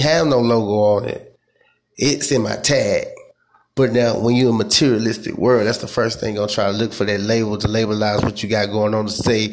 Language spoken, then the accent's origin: English; United States; I'm African American